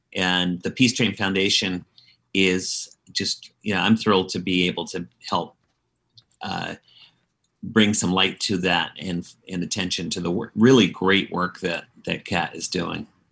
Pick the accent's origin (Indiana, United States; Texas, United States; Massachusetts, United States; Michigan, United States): Massachusetts, United States; Dedham; my hometown of Dedham, Massachusetts